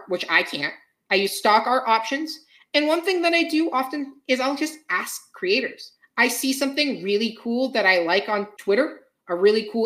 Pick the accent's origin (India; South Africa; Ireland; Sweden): Ireland; I'm Irish myself. So, you know, I got told a lot of Irish folktales as a kid